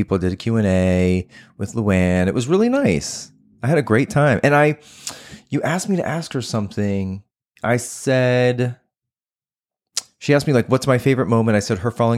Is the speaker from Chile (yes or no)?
no; Texas, United States; moved away; I grew up in Texas